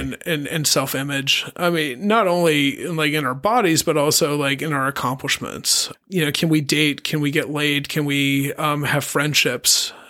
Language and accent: English; Colorado, United States; also born or lived in Pittsburgh, Pennsylvania; now in Palm Springs, United States; my dad moved us to Colorado, and I'm a Colorado kid